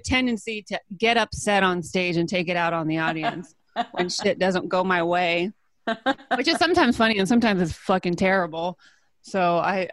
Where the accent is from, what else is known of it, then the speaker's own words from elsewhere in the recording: California, United States; I'm from California, born and raised